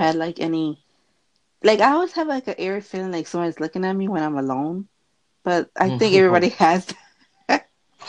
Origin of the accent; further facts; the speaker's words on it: Philadelphia, Pennsylvania, United States; Philadelphia. And you?